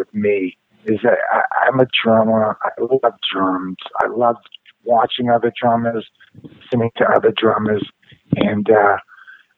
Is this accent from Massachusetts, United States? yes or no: yes; Revere, Massachusetts, United States; I'm from Boston, and I grew up in Revere